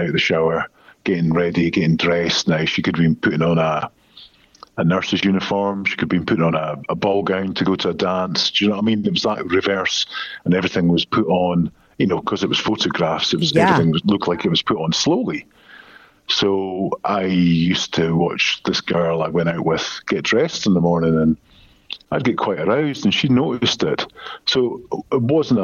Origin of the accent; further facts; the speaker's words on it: Scotland, United Kingdom; accent: Scottish; I'm from Scotland, so it's a Scottish accent